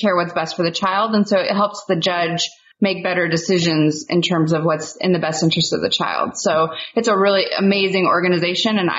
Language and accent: English; Central Valley of California near Fresno, United States; moved away as an adult; also born or lived in Portland, Oregon; I grew up in the Central Valley of California near Fresno